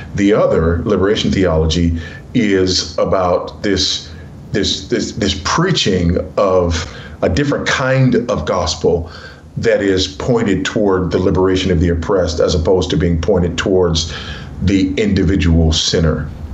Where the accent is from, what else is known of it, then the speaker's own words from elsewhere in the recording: Los Angeles, California, United States; moved away as an adult; I was raised in South Central Los Angeles by a single uh, teenage mother.